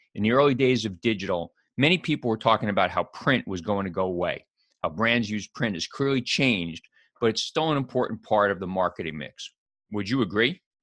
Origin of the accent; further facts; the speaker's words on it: New York City, New York, United States; I grew up in New York City